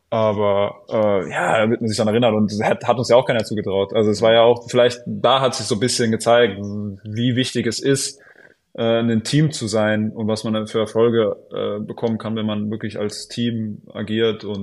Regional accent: Ludwigsburg, Baden-Württemberg, Germany; Ludwigsburg, ja, ja, da halt.

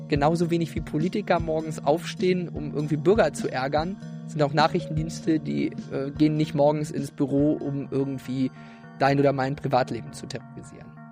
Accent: Ueckermünde, Mecklenburg-Vorpommern, Germany; also born or lived in Greifswald; Ich habe Abi gemacht 2011, genau. Ja in Öckermünde. Also ich komme sozusagen ganz aus dem Osten von Mecklenburg-Vorpommern, vom Stettiner Haff

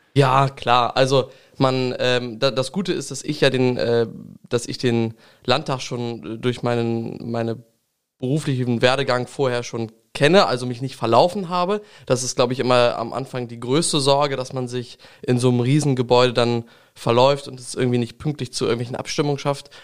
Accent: Langenhagen, Lower Saxony, Germany; Ich komme ja aus Gotshorn, dem kleinen Gotshorn. Es ist ein schöner Stadtteil von Langenhagen.

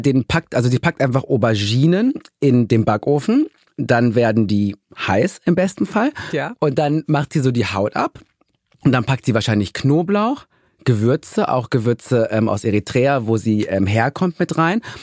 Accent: Ruhr area, North Rhine-Westphalia, Germany; Ich komme ja auch aus dem Ruhrgebiet

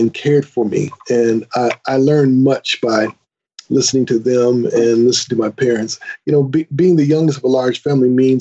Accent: Grand Rapids, Michigan, United States; I was born and raised in Grand Rapids, Michigan, in the United States

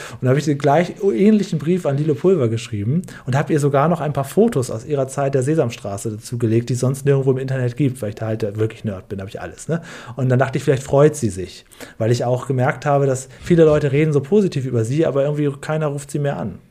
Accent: Northern Germany, Germany; Ich bin in Norddeutschland aufgewachsen

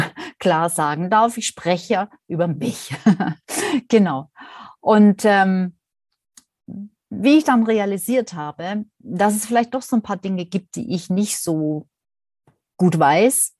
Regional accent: Swabia, Germany; accent: Swabian; vielleicht hört man es ja auch ab und an, dass ich eine gebürtige Schwäbin bin

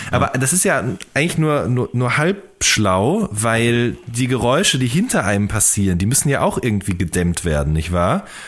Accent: the Ruhr area, North Rhine-Westphalia, Germany; moved away; also ich komme aus dem Pott ursprünglich und bei uns gab es im Funpark in Hagen gab es 10-Cent-Partys

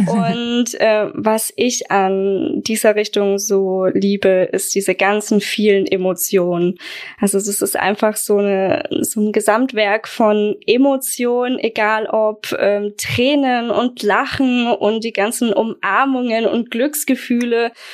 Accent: Aschaffenburg, Bavaria, Germany; Ich komme aus Aschaffenburg, bin 27 Jahre alt

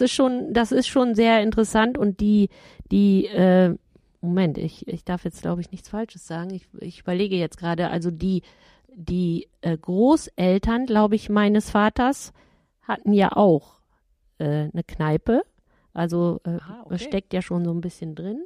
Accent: Ottenstein, North Rhine-Westphalia, Germany; moved away; ist meine Heimat, mein Heimatort

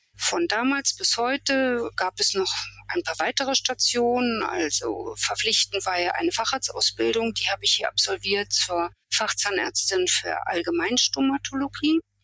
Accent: Germany; also born or lived in Rostock; now in Templin, Germany; Ich bin in der DDR aufgewachsen, dort zur Schule gegangen

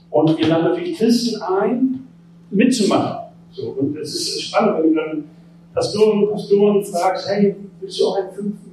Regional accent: Bremen, Germany; Ich komme aus Bremen, bin da geboren

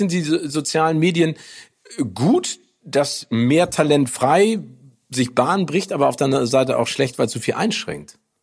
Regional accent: Northern Germany, Germany; uns als Norddeutsche

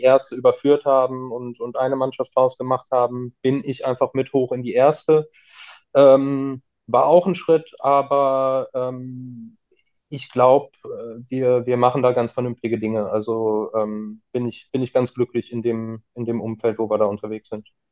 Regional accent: Cologne, North Rhine-Westphalia, Germany; also born or lived in Bonn; Ich bin ja gebürtiger Kölner, habe auch äh, lange, lange Zeit in Köln gewohnt

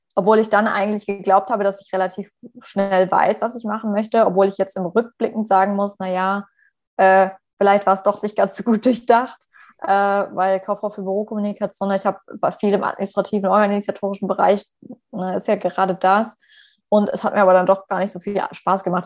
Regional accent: Stuttgart, Baden-Württemberg, Germany; moved away as an adult; now in Paris, France; ich komme ja ursprünglich aus Stuttgart

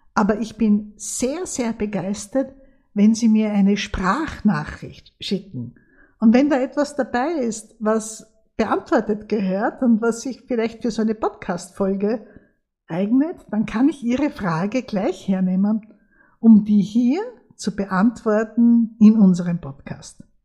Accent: Austria; bei uns in Österreich

